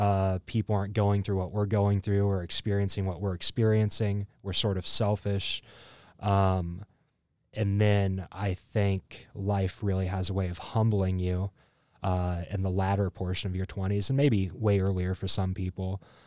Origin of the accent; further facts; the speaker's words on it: Burlington, United States; also born or lived in Bloomington, Illinois; now in Quad Cities, United States; I am originally from, I'll say, Burlington. I moved around a lot as a kid, but I kind of grew up in Burlington. And then I moved here from Bloomington, Illinois.